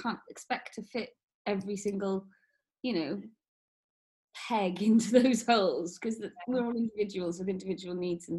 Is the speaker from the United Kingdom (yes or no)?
yes; Wales, United Kingdom; born or raised there